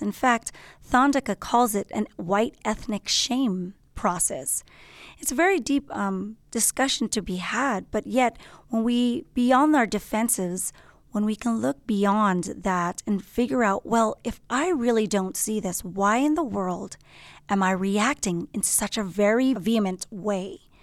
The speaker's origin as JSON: {"language": "English", "town": "Los Angeles", "region": "California", "country": "United States", "tie": "born or raised there", "said": "I'm from Los Angeles, born and raised"}